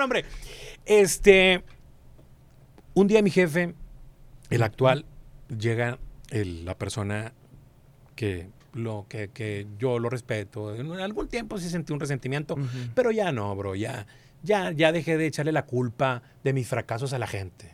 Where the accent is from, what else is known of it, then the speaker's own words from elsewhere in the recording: Monterrey, Nuevo León, Mexico; also born or lived in Durango; yo nací aquí en Monterrey.